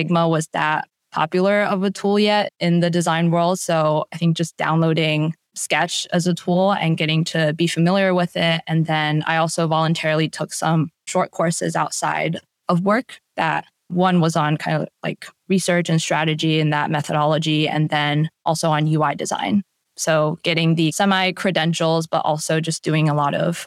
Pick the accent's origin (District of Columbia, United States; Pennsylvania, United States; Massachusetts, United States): District of Columbia, United States; Washington; my hometown area of DC